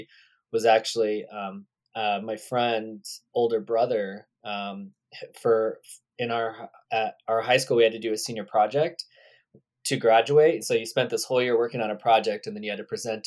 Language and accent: English; Redding, California, United States; I grew up in a town called Redding, California.